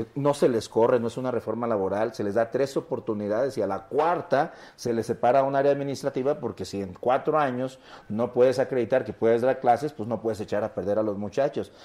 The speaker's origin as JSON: {"language": "Spanish", "town": "Coquimatlán", "region": "Colima", "country": "Mexico", "tie": "born or raised there", "said": "La gente de Coquimatlán, de mi pueblo"}